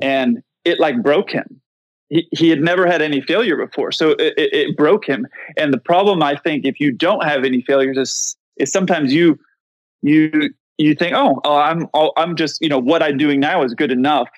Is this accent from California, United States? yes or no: yes; San Diego, California, United States; I grew up in San Diego